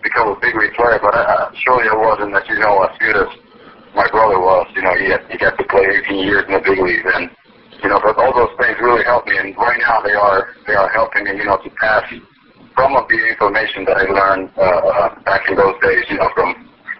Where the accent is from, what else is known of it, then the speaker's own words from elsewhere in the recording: Dominican Republic; I was born and raised in the Dominican Republic